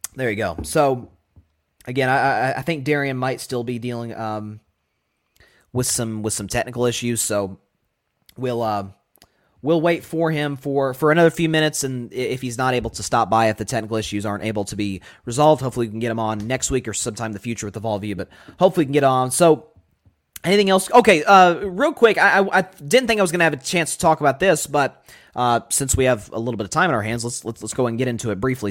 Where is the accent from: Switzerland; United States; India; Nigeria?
United States; Tennessee; I'm obviously from Tennessee